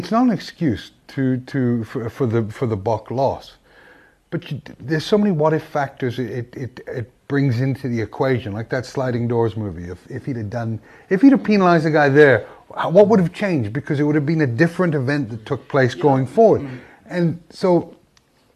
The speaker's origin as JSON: {"language": "English", "region": "Wales", "country": "United Kingdom", "tie": "born or raised there", "moved": "yes", "lives_now": "South Africa", "said": "I was born in Wales. I live in South Africa, and my dad's family's Irish."}